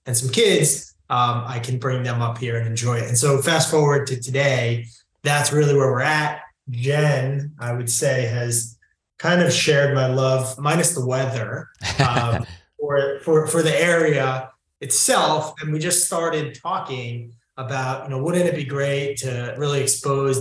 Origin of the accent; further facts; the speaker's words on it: New Jersey, United States; also born or lived in New York City; me growing up in New Jersey